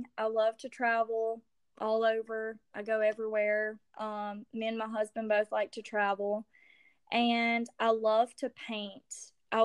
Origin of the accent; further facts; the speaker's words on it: Louisiana, United States; I'm Cajun. I'm from Louisiana